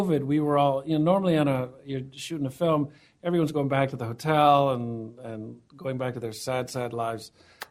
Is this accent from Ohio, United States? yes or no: yes; Ohio, United States; moved away; also born or lived in Miami, Florida; I grew up in Ohio.